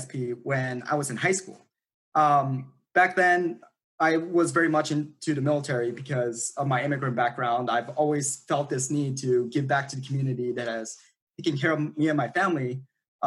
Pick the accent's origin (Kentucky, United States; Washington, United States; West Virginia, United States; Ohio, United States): Ohio, United States; also born or lived in South Korea; My family immigrated from the Republic of Korea to the United States back in 2004. We have lived in the great state of Ohio since then